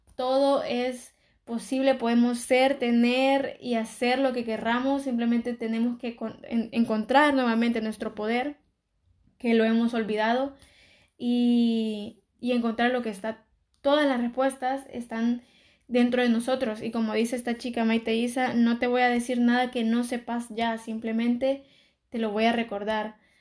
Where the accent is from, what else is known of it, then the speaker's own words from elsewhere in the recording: El Salvador; moved away as an adult; now in Barcelona, Spain; soy de El Salvador, pero vivo en, Barcelona. Y bueno, yo cuando aún vivía en El Salvador y estaba estudiando en el colegio